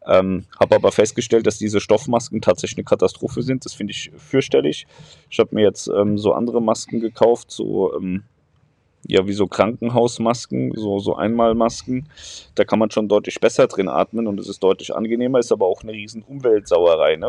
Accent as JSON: {"language": "German", "area": "near Darmstadt", "region": "Hesse", "country": "Germany", "tie": "born or raised there", "said": "ich bin in der Nähe von Darmstadt aufgewachsen"}